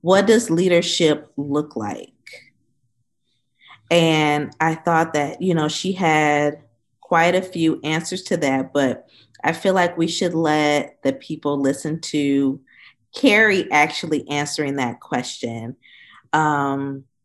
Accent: Benton Heights, Michigan, United States; my mom's still residing in that same area, in the same house that I grew up

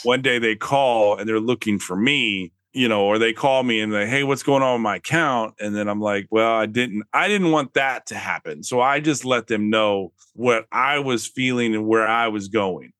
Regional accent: Austin, Texas, United States; I grew up in Austin, Texas

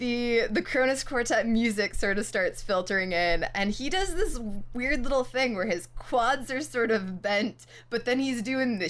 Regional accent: New York, United States; I grew up in New York

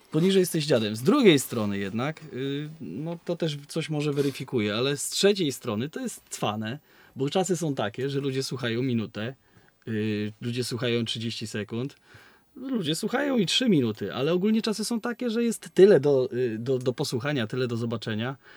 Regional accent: Szczecin, West Pomeranian Voivodeship, Poland; My, my pochodzimy z takiego miasta, które y, jest na Dzikim Zachodzie, nazywa się Szczecin

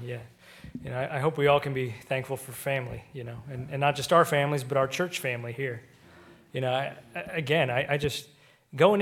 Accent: Seattle, Washington, United States; now in Pennsylvania, United States; we grew up on the West Coast out in Seattle

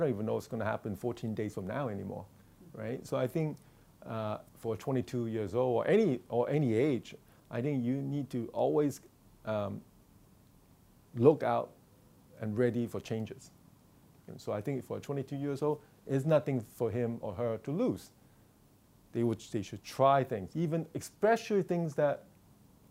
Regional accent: Hong Kong; moved away; I grew up in Hong Kong

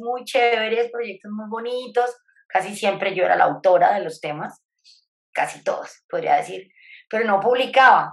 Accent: Bogotá, Colombia; moved away as an adult; now in Tesalia, Colombia; yo soy bogotana, en este momento estoy en Bogotá

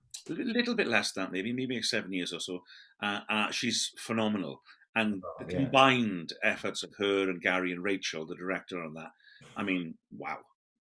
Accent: Wales, United Kingdom; now in Neath Port Talbot, United Kingdom; I come from the Swansea Valley, and now in the Neath Port Talbot Valley. Well, I am in Neath Port Talbot, but I'm closer to Neath.

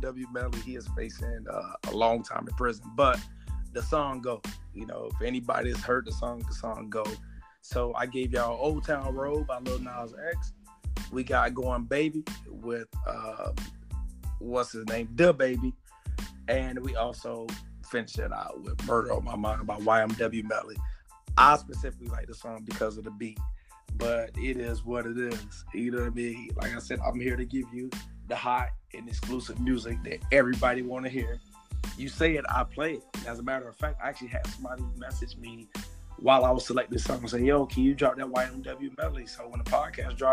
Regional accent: Miami-Dade County, Florida, United States; moved away as an adult; from Miami-Dade County, Florida.

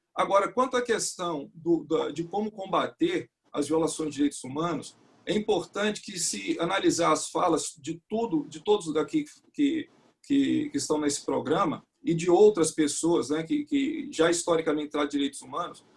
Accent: Northeast Region, Brazil; Eu mesmo sou nordestino

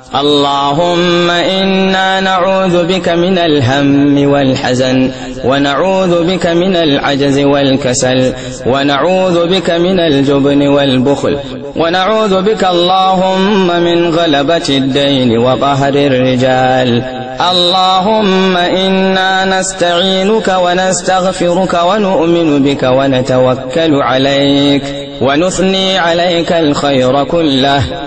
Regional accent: Kano State, Nigeria; بلادنا نيجيريا

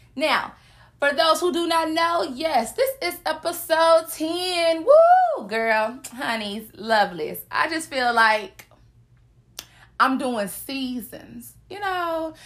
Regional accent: the South, United States; I'm from the South

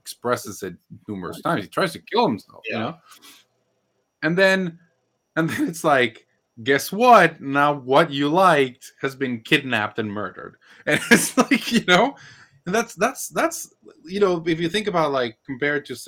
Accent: Mexico City, Mexico; I am from Mexico City

